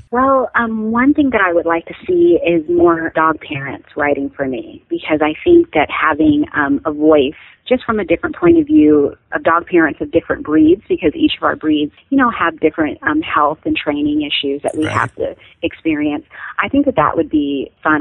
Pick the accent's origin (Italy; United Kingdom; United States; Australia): United States; Pacific Northwest; I grew up in the Pacific Northwest, and right now, like you said, I live in Washington on five lovely acres.